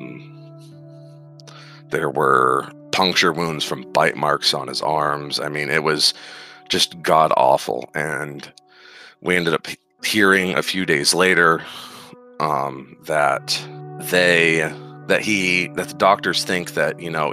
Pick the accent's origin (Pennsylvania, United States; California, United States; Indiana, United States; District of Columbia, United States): Pennsylvania, United States; moved away as an adult; now in Nebraska, United States; where I grew up in Pennsylvania, just a really, really small town